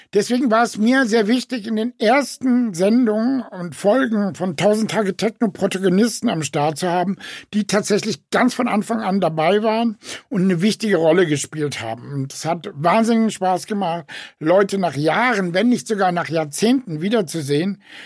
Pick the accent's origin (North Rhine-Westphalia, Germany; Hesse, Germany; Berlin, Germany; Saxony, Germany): Hesse, Germany; Frankfurt; in Frankfurt, meiner Heimatstadt